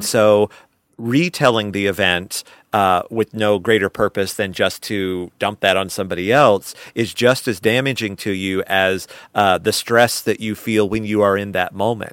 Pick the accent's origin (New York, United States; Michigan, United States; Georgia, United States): Georgia, United States; Albany; the community theater I grew up in in Albany, Georgia